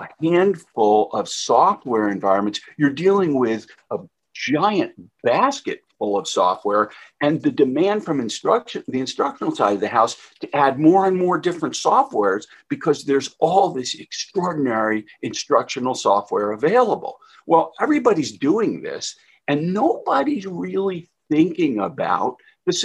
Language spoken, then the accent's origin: English; New Jersey, United States; I'm from New Jersey